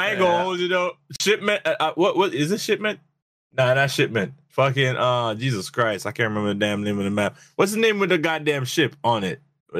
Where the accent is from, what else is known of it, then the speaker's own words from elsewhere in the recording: Jamaica; Yes, I'm a Jamaican.